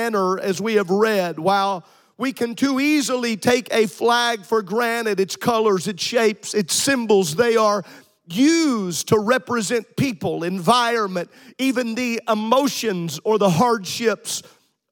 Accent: United States; I am proud to be an American

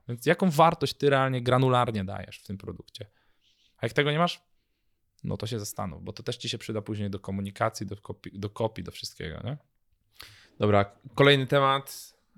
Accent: Poland; jestem z Polski

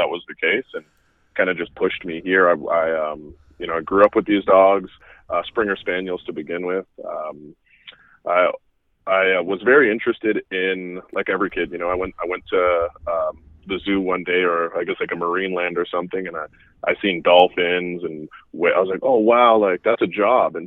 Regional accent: Canada; moved away as an adult; also born or lived in Florida, United States; I grew up in Canada. I moved to Florida in 2006.

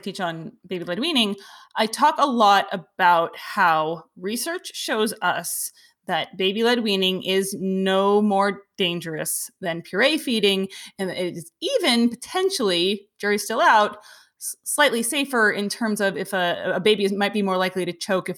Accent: East Coast, United States; I grew up on the East Coast.

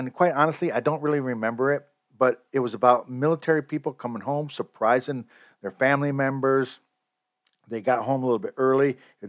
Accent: United States; I am proud that I'm an American.

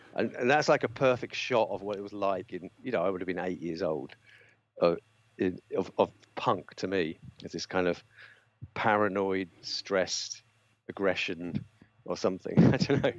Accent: London, United Kingdom; where I grew up in North London, I, I, the estate I grew up on, it was mods everywhere

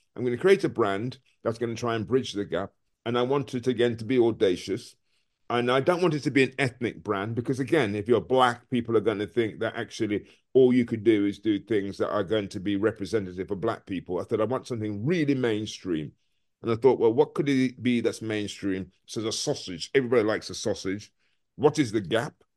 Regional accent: Birmingham, West Midlands, United Kingdom; also born or lived in Frankfield, Clarendon, Jamaica; I was brought up in a place called Smoreheath in Birmingham.

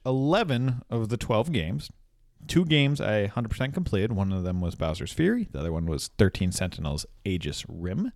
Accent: Minnesota, United States; We're from Minnesota

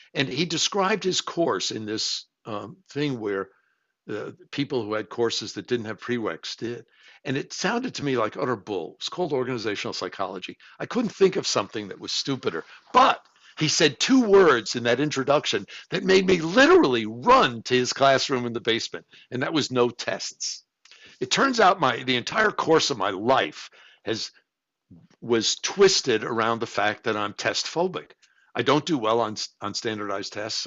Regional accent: New York City, New York, United States; I grew up in New York City.

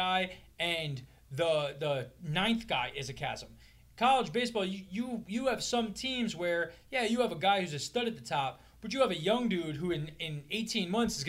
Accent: Northeast, United States; we're from the Northeast

